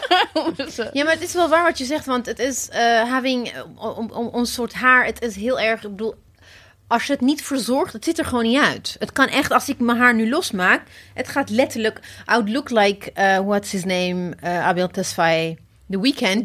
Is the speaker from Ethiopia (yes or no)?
yes; Ethiopia; now in Netherlands; ik kom oorspronkelijk uit Ethiopië.